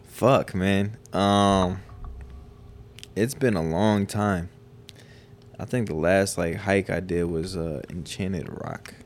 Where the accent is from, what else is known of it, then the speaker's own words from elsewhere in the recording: South Dakota, United States; moved away as an adult; growing up in South Dakota